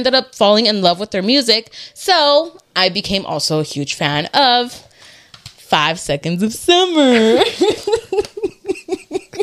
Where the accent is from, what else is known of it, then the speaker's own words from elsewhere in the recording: Anaheim, California, United States; I was a colonist from Anaheim. Graduated 2016 with Danny.